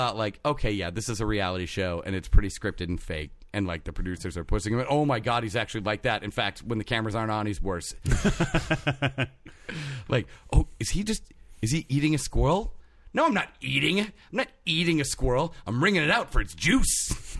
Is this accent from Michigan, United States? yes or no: yes; Detroit, Michigan, United States; Why do I talk like I'm from the South? I grew up in Detroit.